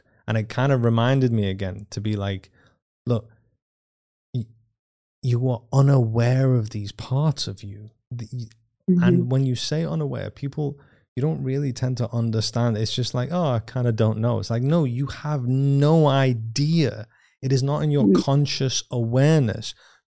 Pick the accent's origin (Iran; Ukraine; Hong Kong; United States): Iran; born there; Whilst in my mother's womb, I was born in 85 in Iran